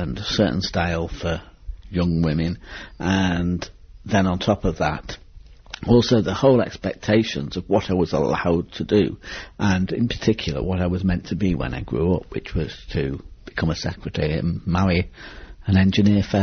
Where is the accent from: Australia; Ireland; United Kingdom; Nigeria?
United Kingdom; Manchester, North West England; I came from Manchester. I was raised in a council house on the Withenshaw estate